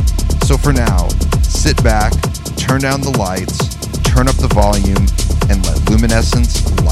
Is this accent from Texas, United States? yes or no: no; Albuquerque, New Mexico, United States; moved away; Back in my hometown of Albuquerque, New Mexico